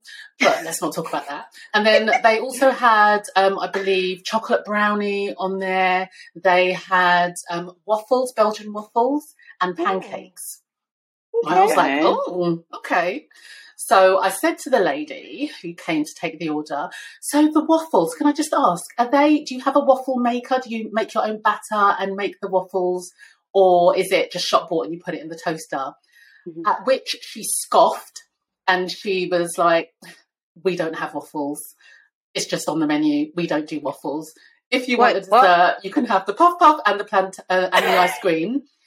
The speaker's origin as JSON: {"language": "English", "country": "Nigeria", "said": "as a Nigerian"}